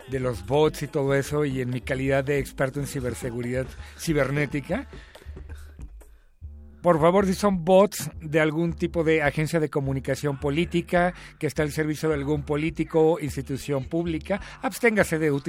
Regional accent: Mexico; siendo mexicano, pensando desde México, viviendo como mexicano, organizándose pues, este, políticamente como mexicano o mexicana

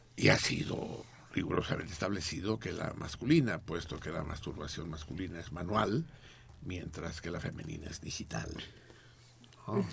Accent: Mexico; los mexicanos

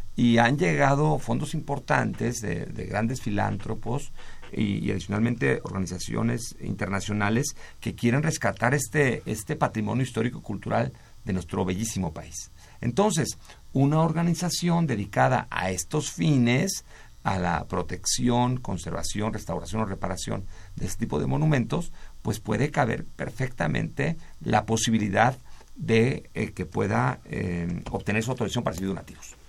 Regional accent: Mexico; a nosotros como mexicanos

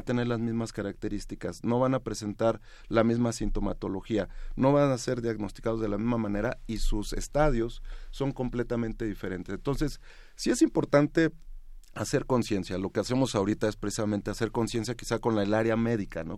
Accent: Mexico; como mexicanos

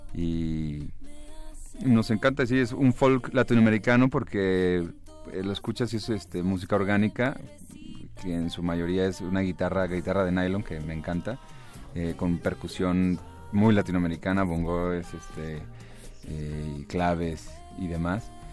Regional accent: Guadalajara, Jalisco, Mexico; Somos vecinos de Guadalajara, ambos somos de allá

